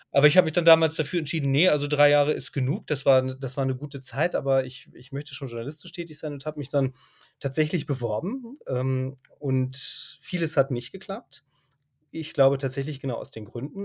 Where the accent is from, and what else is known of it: Germany; also born or lived in Dubai / Egypt / Lebanon / Syria